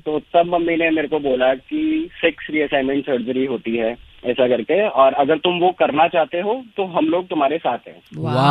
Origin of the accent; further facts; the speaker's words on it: Delhi, India; मैं दिल्ली में पैदा हुआ था और स्कूलिंग वगैरह सब कुछ दिल्ली से दिल्ली हुई